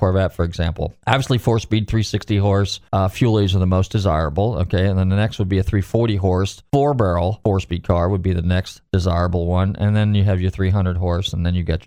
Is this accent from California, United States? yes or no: yes; California, United States; now in Pinellas County, Florida, United States; I grew up in California, so I was there when all that stuff was going on in the 70s